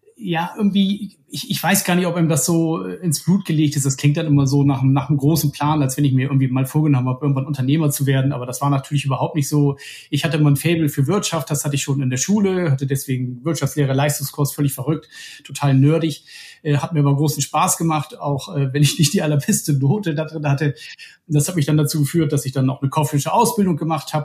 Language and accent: German; Bremen, Germany; moved away as an adult; also born or lived in Ruhr area; now in Hamburg, Germany; ich komme ursprünglich aus Bremen